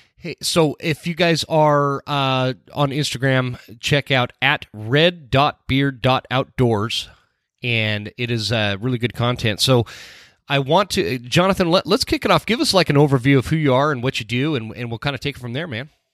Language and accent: English; Utah, United States; also born or lived in North Carolina; I grew up in Utah